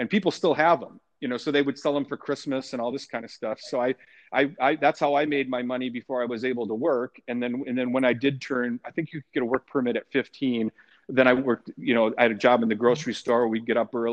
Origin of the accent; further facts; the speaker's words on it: Tomah, Wisconsin, United States; You know, Tomah's an ideal place to be a young boy back then in the 70s. You know, we were able to I, I, lived in a in a kind of a more remote part of town